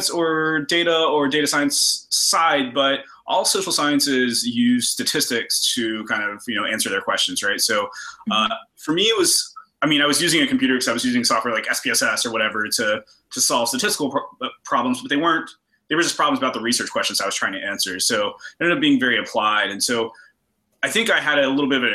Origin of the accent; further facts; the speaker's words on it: Roanoke, Virginia, United States; growing up in Roanoke, you kind of go to UVA or you go to tech